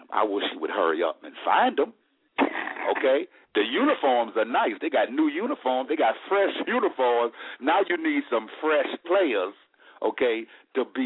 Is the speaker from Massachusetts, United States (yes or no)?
no; Charlotte, North Carolina, United States; I'm from Charlotte